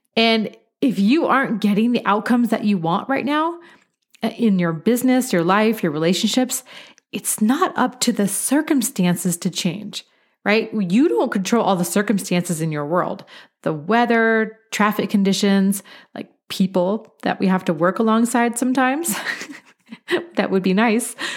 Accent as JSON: {"language": "English", "town": "Beaverton", "region": "Oregon", "country": "United States", "tie": "born or raised there", "moved": "yes", "lives_now": "Colorado, United States", "said": "I am originally from Beaverton, Oregon. It's an incredible place to grow up."}